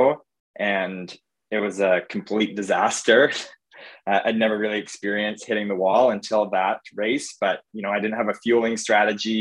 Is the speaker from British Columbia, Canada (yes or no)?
yes; Victoria, British Columbia, Canada; now in Vancouver, Canada; I'm based in Vancouver, but I grew up in Victoria